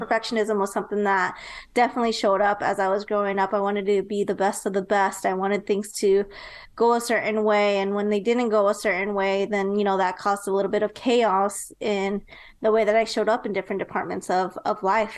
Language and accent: English; Nebraska, United States; moved away as an adult; now in Texas, United States; later on moved to Nebraska. And that's actually where I was raised.